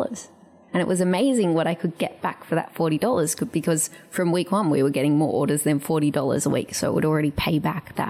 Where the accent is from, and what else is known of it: Australia; moved away as an adult; also born or lived in Paris, France; now in San Francisco, United States